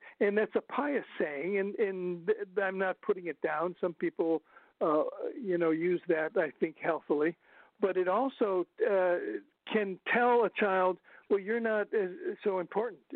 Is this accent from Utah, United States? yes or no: no; northern Ohio, United States; moved away; I'm from Ohio originally, and in northern Ohio